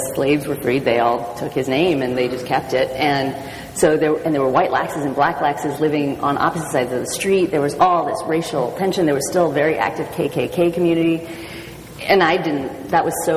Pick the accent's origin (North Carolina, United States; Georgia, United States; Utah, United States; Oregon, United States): Oregon, United States; Portland; I grew up in Portland, Oregon